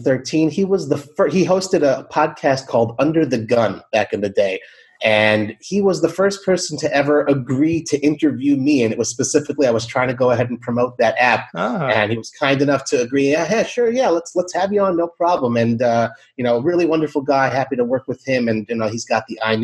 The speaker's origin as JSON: {"language": "English", "town": "Los Angeles", "region": "California", "country": "United States", "tie": "born or raised there", "moved": "as an adult", "lives_now": "Israel", "said": "I grew up in Los Angeles"}